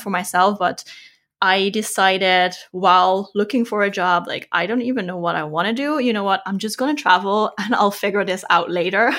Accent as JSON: {"language": "English", "country": "Netherlands", "also_born_or_lived": "Australia / Thailand / Vietnam / Bali", "moved": "as an adult", "lives_now": "Germany", "said": "I'm from the Netherlands"}